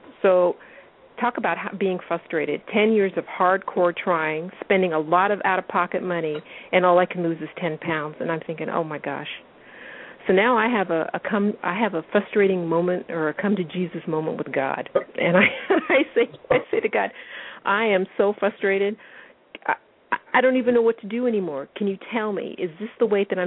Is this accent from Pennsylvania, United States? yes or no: no; Washington, United States; I'm 50 years old, and I'm from Washington State